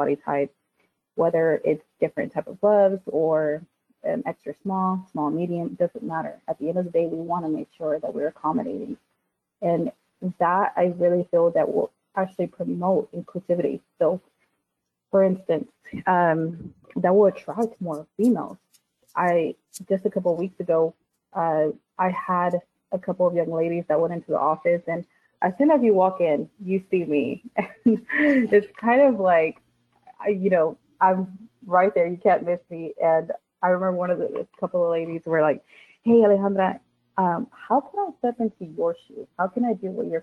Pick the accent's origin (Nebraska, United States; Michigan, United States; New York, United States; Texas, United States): Texas, United States; I'm from Texas, or I, you know, I was raised here in Texas